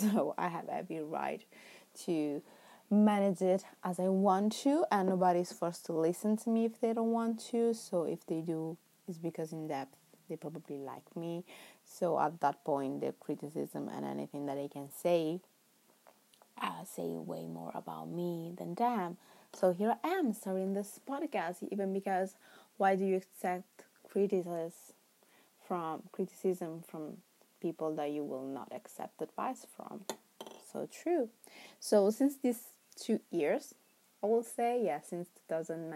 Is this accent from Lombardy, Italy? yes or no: yes; Milan, Lombardy, Italy; English is a second language; moved away as an adult; now in London, United Kingdom; English is not my first language. In fact, I am Italian. I was born and raised in Milan, Italy